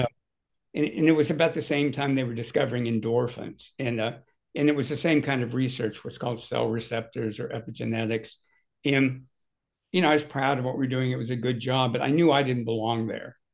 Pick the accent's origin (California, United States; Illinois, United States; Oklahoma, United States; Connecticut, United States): California, United States; Southern; I grew up in Southern California